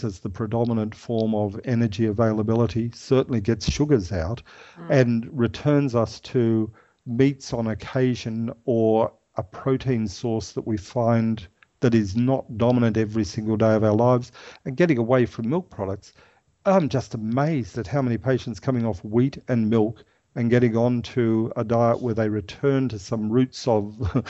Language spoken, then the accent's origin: English; Ireland; now in Australia; I'm Irish